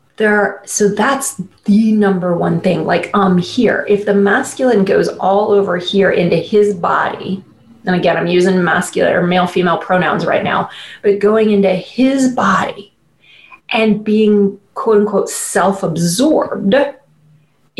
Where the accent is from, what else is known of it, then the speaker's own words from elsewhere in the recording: Midwest, United States; I grew up conservative family in the Midwest